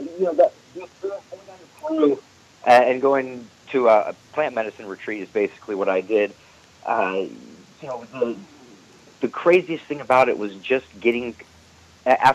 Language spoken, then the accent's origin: English; St. Louis, Missouri, United States; I have friends that I grew up with in St. Louis